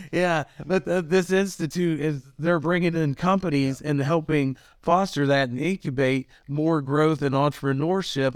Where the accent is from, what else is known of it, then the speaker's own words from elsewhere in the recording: Elkins, West Virginia, United States; I'm originally from Elkins